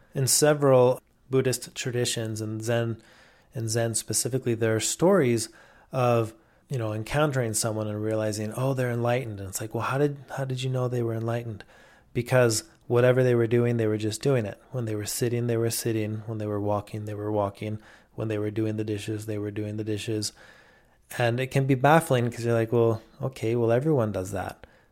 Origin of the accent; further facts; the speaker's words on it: Mexico; where I grew up in Mexico